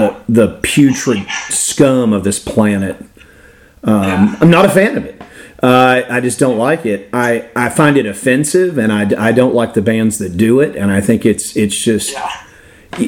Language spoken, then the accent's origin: English; Florida, United States; I grew up in Florida